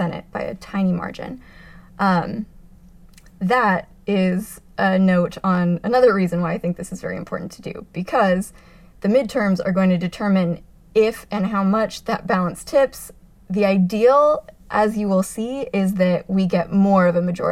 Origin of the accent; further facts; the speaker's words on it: Arizona, United States; now in New York, United States; I'm from Arizona originally.